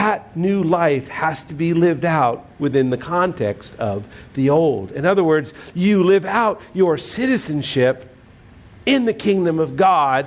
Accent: United States; we are citizens of the United States

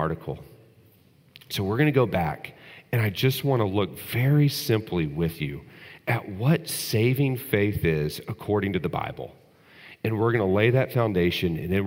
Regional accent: Texas, United States; when I was growing up in Texas

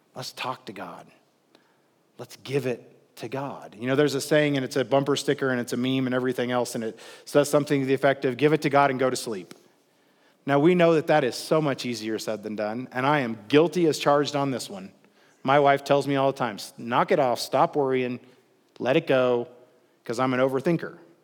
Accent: Midwest, United States; I'm from the Midwest, and we always say, "Like butter, baby." when things are smooth

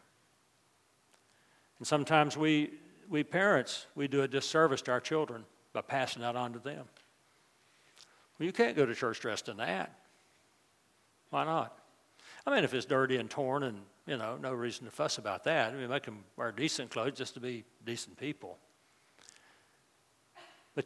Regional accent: West Virginia, United States; moved away as an adult; also born or lived in New Orleans; Libby and I grew up in West Virginia

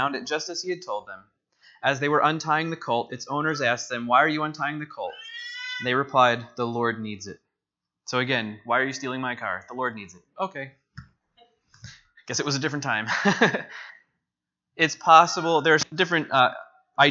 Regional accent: New Jersey, United States; moved away; I'm from New Jersey

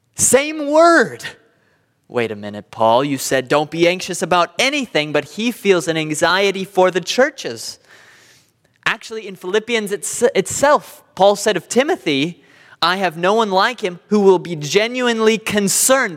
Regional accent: Southern California, United States; I'm from Southern California.

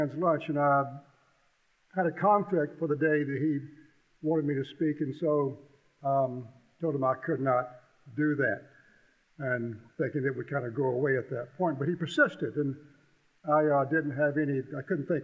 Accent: Columbia, United States; I grew up basically in Columbia, lived there when I was in the sixth grade

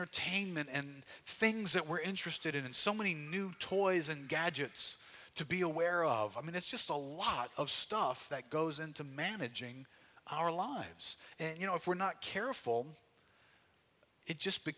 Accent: United States; what struck me as an American was the pace of life

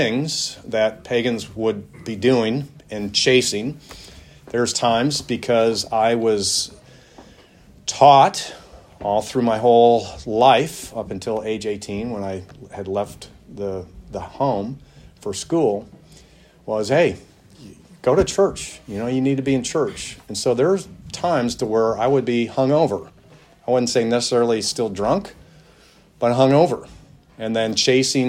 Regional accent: Milwaukee, Wisconsin, United States; I grew up in Milwaukee, Wisconsin, in a subdivision there

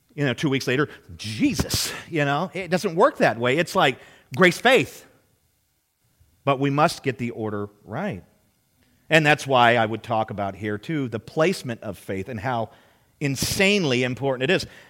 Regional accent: United States; We are raised in a merit system.

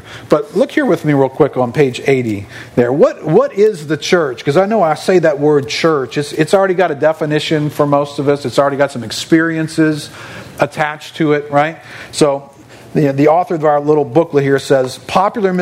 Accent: New Orleans, Louisiana, United States; I grew up in New Orleans and I grew up Catholic

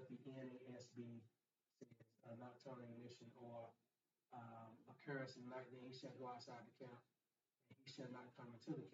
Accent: Tuskegee, Alabama, United States; it was Tuskegee Institute back then in my hometown, which is now Tuskegee University

